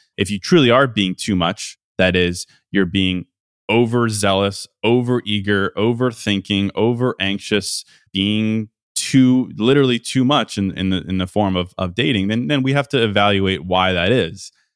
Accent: Midwest, United States; moved away as an adult; now in Miami, United States; I'm a Midwesterner

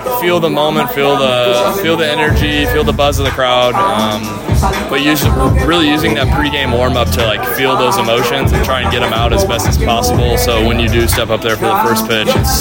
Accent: Cedar Rapids, Iowa, United States; Their low A team was in my hometown of Cedar Rapids

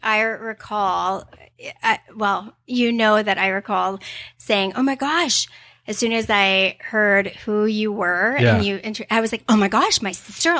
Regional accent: Millington, Tennessee, United States; born there; I'm actually... considered a military brat. My father was in the Navy, and I was born in Millington, Tennessee, and Justin Timberlake was too, so, you know.

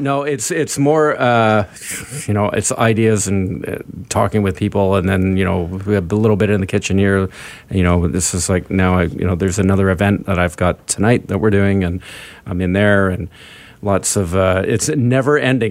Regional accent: Vancouver, British Columbia, Canada; being Canadian and, and, and being from Vancouver.

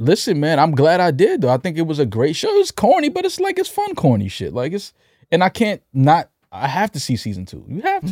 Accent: New York City, New York, United States; growing up in New York City in the eighties, in the nineties

